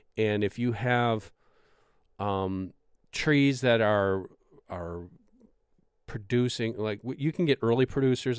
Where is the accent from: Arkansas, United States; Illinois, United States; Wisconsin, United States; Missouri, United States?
Wisconsin, United States; my home state of Wisconsin